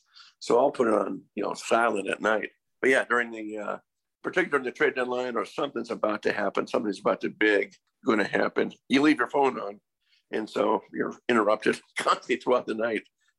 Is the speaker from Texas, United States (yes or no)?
yes; Texas, United States; born there; also born or lived in Columbus; My dad was Air Force. So we moved every 3-4 years. So, you know, for instance, I was born in Texas and lived there for 6 weeks. You know, then moved on to Columbus and then bounced around.